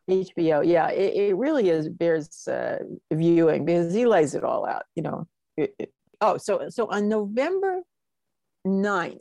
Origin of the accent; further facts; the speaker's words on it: Los Angeles, California, United States; I'm going to be 78 this year, and I grew up in Hollywood.